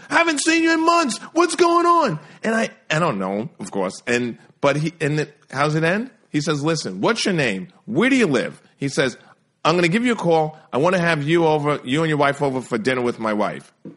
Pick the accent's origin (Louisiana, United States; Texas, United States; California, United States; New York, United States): New York, United States; New York City; grew up in New York City